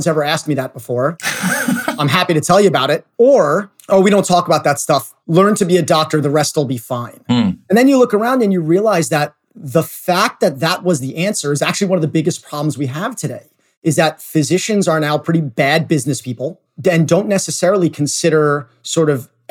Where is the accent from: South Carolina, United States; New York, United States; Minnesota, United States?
New York, United States; New York City; I grew up in New York City in a relatively normal family